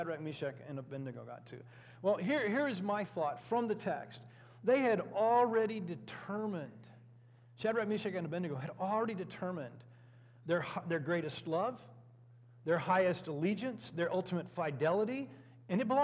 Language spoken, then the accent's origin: English; United States; We as American Christians, or Christians who happen to be Americans